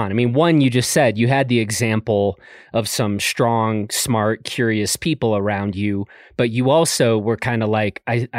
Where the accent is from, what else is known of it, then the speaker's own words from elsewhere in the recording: Chicago, Illinois, United States; I didn't grow up in the mountains. I grew up in Chicago.